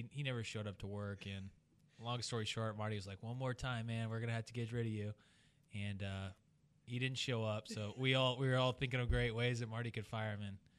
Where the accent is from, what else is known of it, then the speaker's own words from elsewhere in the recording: Germany; also born or lived in Colorado; now in United States; Actually, in my home country, we say brushed.